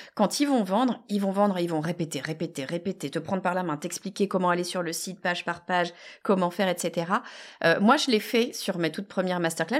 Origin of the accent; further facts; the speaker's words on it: France; on est français